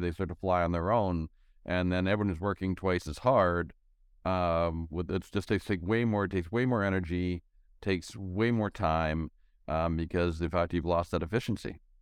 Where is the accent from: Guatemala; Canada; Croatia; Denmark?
Canada; I'm from Canada